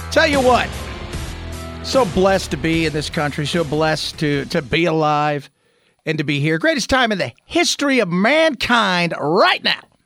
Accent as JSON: {"language": "English", "region": "Southern California", "country": "United States", "tie": "born or raised there", "moved": "yes", "lives_now": "Phoenix, United States", "said": "Growing up in Southern California"}